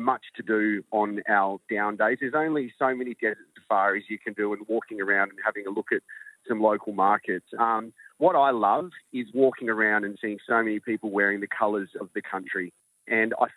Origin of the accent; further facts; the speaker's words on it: Australia; I'm Australian